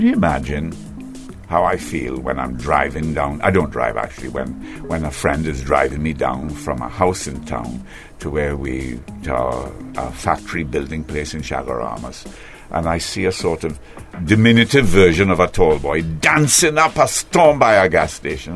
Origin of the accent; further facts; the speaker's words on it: Trinidad & Tobago; also born or lived in Georgetown, Guyana; I was taken in my mother's womb to Georgetown, Guyana, where I was born in the General Hospital in the embrace of her family and brought back to Trinidad shortly thereafter in her arms.